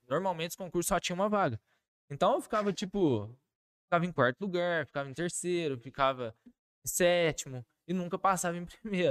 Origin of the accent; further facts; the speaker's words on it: Carmo do Rio Claro, Minas Gerais, Brazil; moved away as an adult; also born or lived in Varginha; eu sou natural de Carmo do Rio Claro, né? Nasci, fui criado lá e morei lá até os 23 anos de idade.